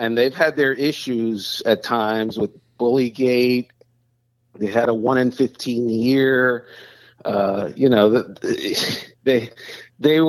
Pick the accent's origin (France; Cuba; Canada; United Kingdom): Cuba; now in Miami, United States; I was born in Cuba